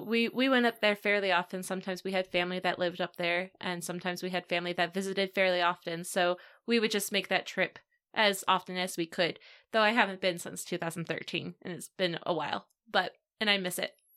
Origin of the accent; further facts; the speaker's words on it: Virginia, United States; I grew up in Virginia